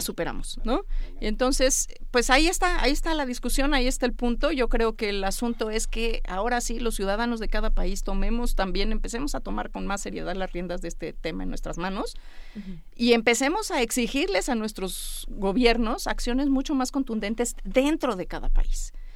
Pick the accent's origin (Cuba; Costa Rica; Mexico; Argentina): Mexico; los 130 millones de mexicanos que vemos en este país